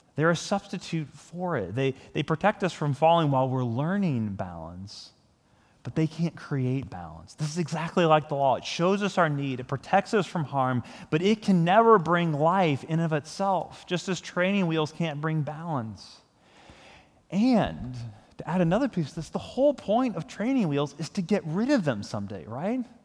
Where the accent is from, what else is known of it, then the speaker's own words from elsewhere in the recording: United States; I'm a Christian who is also an American